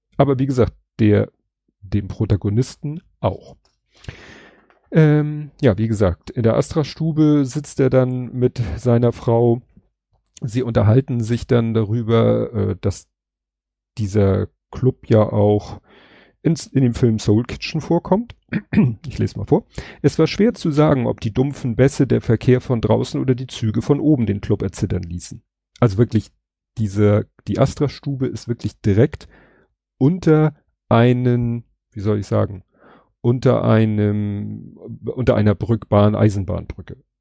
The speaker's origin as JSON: {"language": "German", "region": "Hamburg", "country": "Germany", "said": "als Hamburger"}